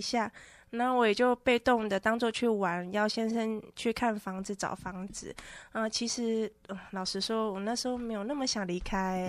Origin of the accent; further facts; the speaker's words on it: northern Taiwan, Taiwan; 因为我从小在北部长大